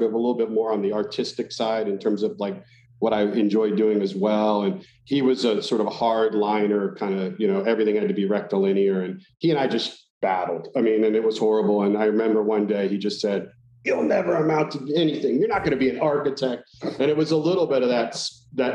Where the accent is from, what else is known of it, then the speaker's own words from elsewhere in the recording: Alexandria, Virginia, United States; I grew up in Northern Virginia in the Alexandria area